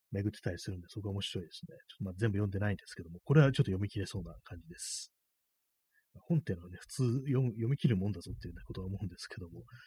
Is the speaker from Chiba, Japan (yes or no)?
no; Tokyo, Japan; 私東京なんですけども